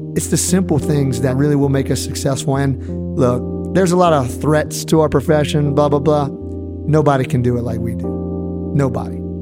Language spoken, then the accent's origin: English; Louisiana, United States; I'm kind of like a acquired Cajun